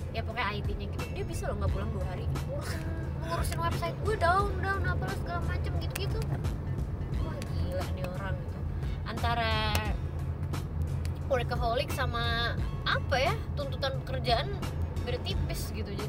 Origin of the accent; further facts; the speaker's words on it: Depok, West Java, Indonesia; nggak kita orang Depok kok